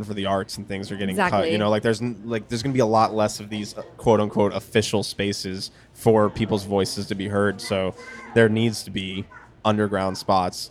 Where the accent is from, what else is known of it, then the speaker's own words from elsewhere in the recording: Florida, United States; we're from Florida